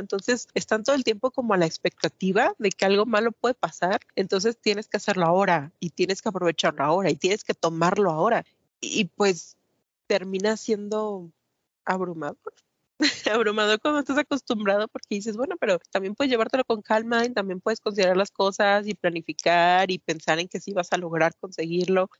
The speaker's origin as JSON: {"language": "Spanish", "town": "Matamoros", "region": "Tamaulipas", "country": "Mexico", "tie": "born or raised there", "moved": "as an adult", "lives_now": "Mexico City, Mexico", "said": "yo crecí en Matamoros, Tamaulipas, nací aquí, pero me llevaron para allá cuando tenía como dos meses, entonces básicamente me crié en la frontera de México"}